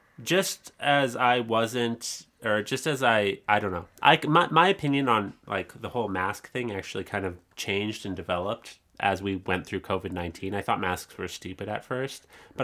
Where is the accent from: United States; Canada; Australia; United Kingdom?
Canada; I am from Canada. I was born here.